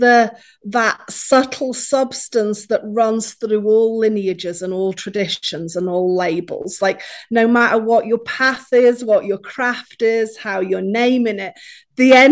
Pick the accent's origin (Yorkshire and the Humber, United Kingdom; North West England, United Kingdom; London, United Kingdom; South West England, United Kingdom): Yorkshire and the Humber, United Kingdom; also born or lived in Appalachian Mountains, United States; now in United States; I was born in Yorkshire in England, and I now live in America in the Appalachian Mountains.